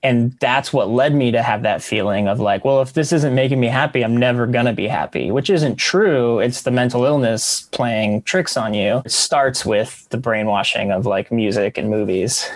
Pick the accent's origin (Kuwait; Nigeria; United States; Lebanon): United States; near Corpus Christi, South Texas; moved away as an adult; also born or lived in Astoria, Queens, New York; now in New York, United States; I'm from Texas. I grew up in Texas, South Texas, by Corpus Christi